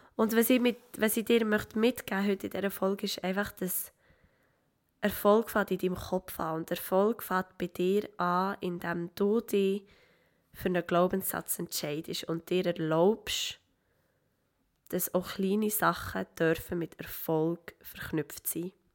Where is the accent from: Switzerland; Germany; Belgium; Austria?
Switzerland; als junge Schweizer Schauspielerin